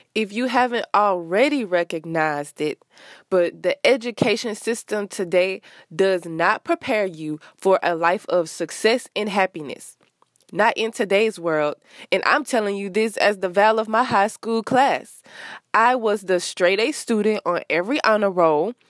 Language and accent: English; Rosedale, Louisiana, United States; moved away as an adult; now in Houston, United States; I am from Louisiana, Rosedale to be exact, which is a small town that no one probably has ever heard of. And I moved to a bigger city, Houston